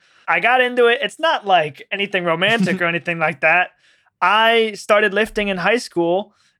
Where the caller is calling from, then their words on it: Ames, Iowa, United States; I am dialing in from Ames, Iowa.